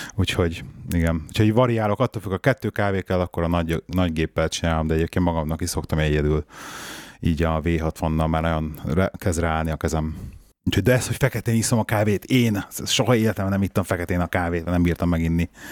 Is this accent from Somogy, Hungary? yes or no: no; Budapest, Hungary; még a régi Pesti Bérházba felnőttem, tizen sok, sok évet